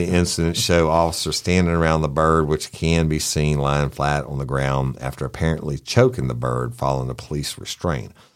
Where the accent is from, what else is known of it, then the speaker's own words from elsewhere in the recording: the South, United States; accent: Southern; I'd lay on my heaviest Southern accent.